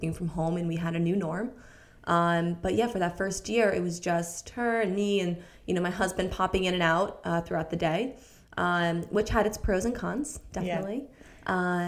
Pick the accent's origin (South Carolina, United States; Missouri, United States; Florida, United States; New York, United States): New York, United States; moved away as an adult; now in London, United Kingdom; we were in New York, which is where I'm from